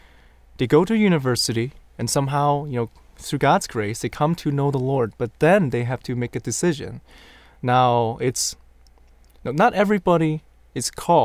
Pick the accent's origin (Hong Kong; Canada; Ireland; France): Hong Kong; growing up in Hong Kong